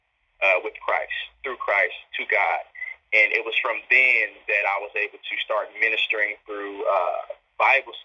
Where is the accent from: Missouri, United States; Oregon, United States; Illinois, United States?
Missouri, United States; St. Louis; moved away as an adult; now in Atlanta, United States; I am from St. Louis, Missouri.